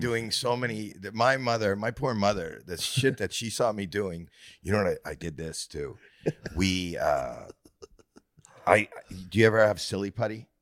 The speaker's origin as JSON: {"language": "English", "country": "Canada", "said": "Well, I'm Canadian"}